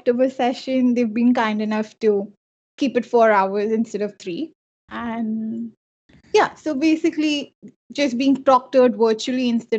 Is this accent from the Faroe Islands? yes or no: no; Mumbai, Maharashtra, India; moved away as an adult; now in Canada; Since I am from Mumbai